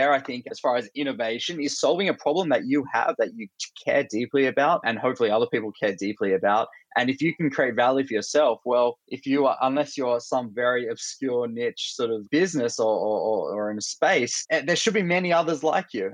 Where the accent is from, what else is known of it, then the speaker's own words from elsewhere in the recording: Australia; accent: Australian; moved away as an adult; also born or lived in Bay Area, United States; I'm originally Australian. That's my accent